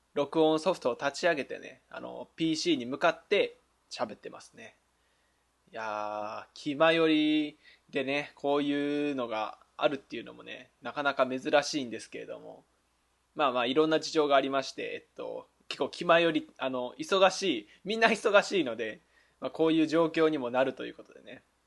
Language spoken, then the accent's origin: Japanese; Fukui, Japan; now in Osaka, Japan; 僕福井ですしで今大阪ですし